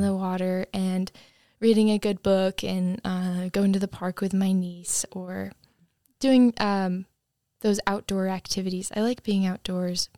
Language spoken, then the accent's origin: English; Cape Cod, Massachusetts, United States; moved away as an adult; I'm from Cape Cod, Massachusetts